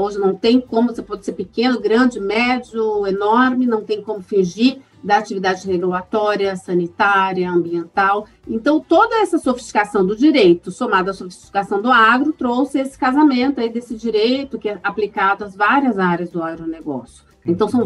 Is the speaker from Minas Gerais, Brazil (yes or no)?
no; Londrina, Paraná, Brazil; also born or lived in São Paulo; vim para Londrina com meus pais, ainda pequena, e morei aqui até entrar na universidade.